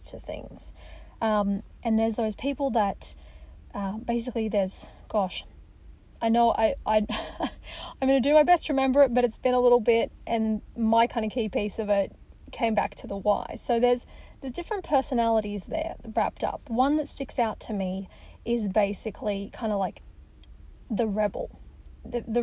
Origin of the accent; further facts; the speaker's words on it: Australia; moved away as an adult; now in United States; I'm an Australian, I'm living in the US